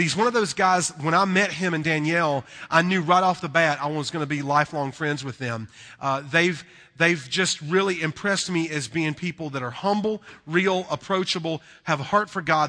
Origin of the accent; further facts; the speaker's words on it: North Carolina, United States; accent: southern; we're from North Carolina